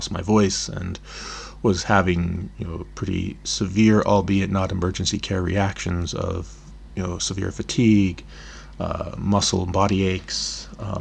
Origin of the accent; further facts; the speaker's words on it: Olympic Peninsula, Washington, United States; now in Berlin, Germany; I'm originally from the Olympic Peninsula